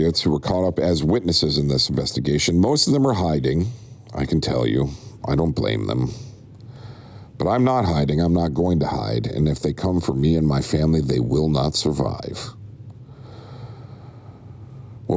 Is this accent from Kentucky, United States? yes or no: no; Buffalo, New York, United States; my hometown of Buffalo, New York